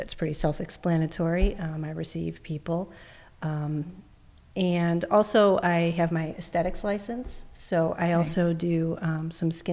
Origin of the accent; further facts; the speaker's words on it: Chicago, Illinois, United States; first language English; I'm originally from Chicago, Illinois, and I always lived in America. I was born here